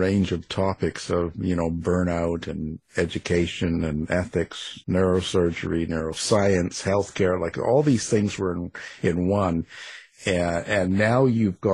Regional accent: Canada; I'm Canadian

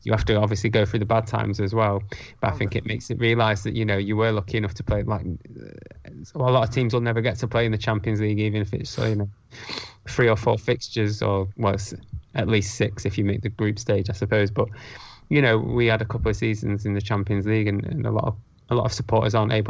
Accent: Preston, North West England, United Kingdom; also born or lived in Ascot; now in Salford, United Kingdom; I grew up in Preston, so yeah, not too far away from

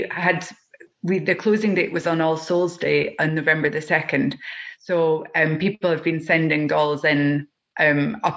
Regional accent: Scotland, United Kingdom; accent: Scottish; As you can hear from my accent, I'm Scottish

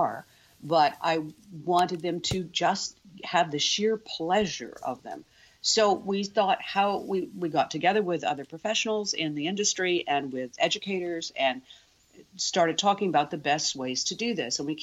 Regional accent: United States; now in Canada; I'm an American, so I grew up with so much Americana

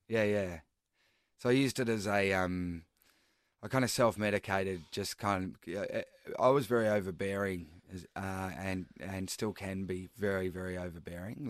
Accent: Daylesford, Victoria, Australia; moved away; also born or lived in Melbourne; I moved to, um, back to my hometown in Dalesford

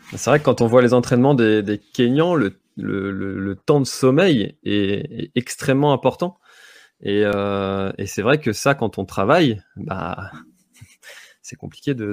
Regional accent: Brittany, France; chez nous en Bretagne

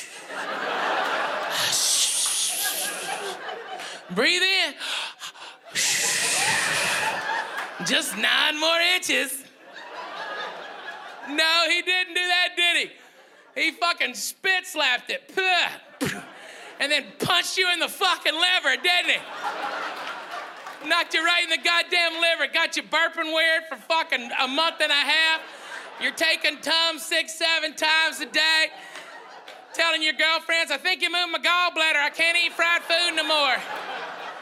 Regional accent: the South, United States; I'm from the South

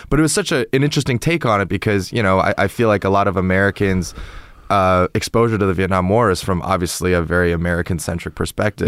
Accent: Toronto, Ontario, Canada; also born or lived in China; now in United States; I'm from, uh, Toronto in Canada, you know, Toronto's right, obviously right next to, it borders Lake Ontario.

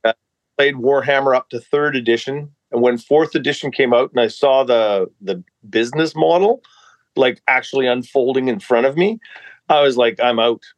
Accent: Armstrong, British Columbia, Canada; also born or lived in Revelstoke, British Columbia; I grew up in British Columbia, yes, but I was born in uh, uh, a place uh, in the Rocky Mountains, and uh, it's called Revelstoke.

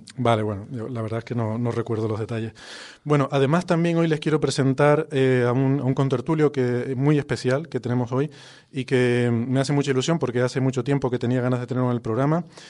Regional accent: Icod de los Vinos, Canary Islands, Spain; es mi pueblo natal. de hecho, la casa de mis padres, donde yo crecí, está bueno, a menos de 50 metros de este estudio

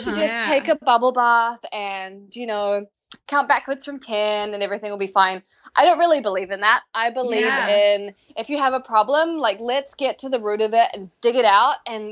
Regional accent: New Zealand; moved away as an adult; I grew up in New Zealand and lived there till I was 22.

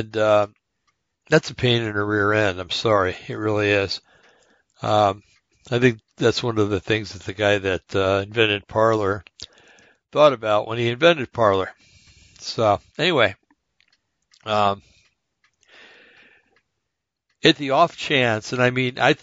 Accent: United States; I'm an American

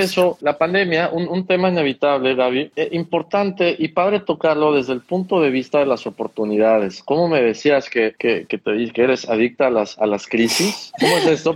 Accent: Mexico

